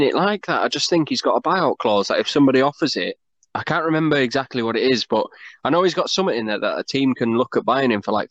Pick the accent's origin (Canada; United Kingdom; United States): United Kingdom; England; us being English